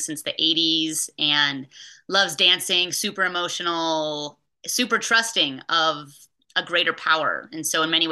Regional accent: Bay Area, California, United States; I was raised in the Bay Area

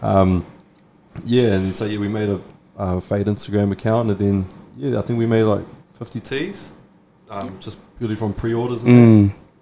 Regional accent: Poinchev, Auckland, New Zealand; I'm from Poinchev. Grew up in Poinchev my whole life.

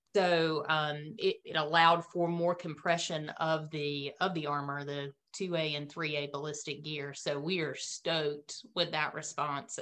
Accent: Autryville, North Carolina, United States; accent: Southern North Carolina drawl; I'm from Autryville, which is in between Clinton and um, Fayetteville

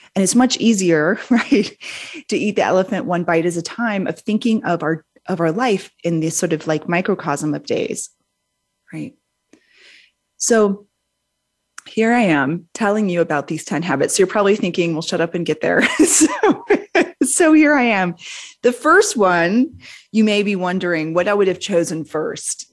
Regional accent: New Orleans, Louisiana, United States; I grew up in New Orleans, Louisiana, um, from a big, big Southern family

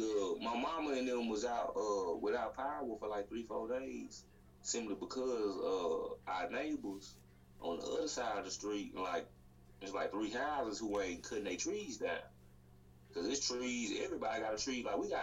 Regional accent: the South, United States; nigga, I'm from the South.

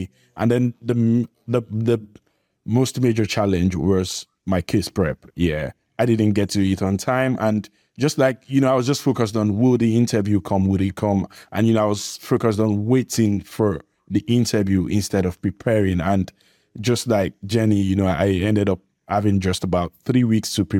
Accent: Nigeria; I'm from Nigeria.

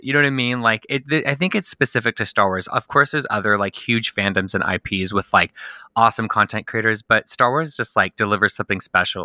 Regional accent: Southern California, United States; I'm born and raised in Southern California.

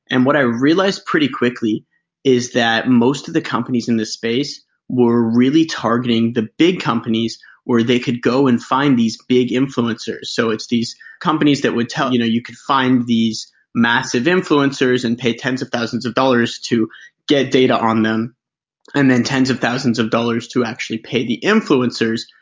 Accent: Canada; also born or lived in United States; A little bit about myself. Uh, I grew up in Canada. I lived most of my life bouncing around between Canada and the United States.

